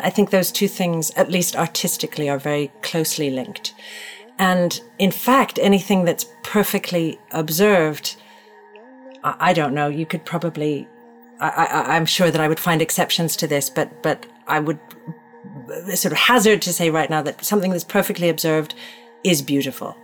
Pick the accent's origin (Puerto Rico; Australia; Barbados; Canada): Canada; Toronto, Ontario; now in New York, United States; I, grew up in Toronto. Chestnut Park is in Toronto, Canada.